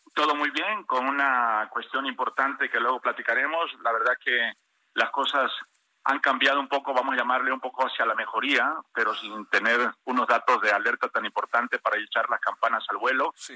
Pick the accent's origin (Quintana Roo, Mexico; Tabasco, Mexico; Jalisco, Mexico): Tabasco, Mexico; en mi tierra, en Tabasco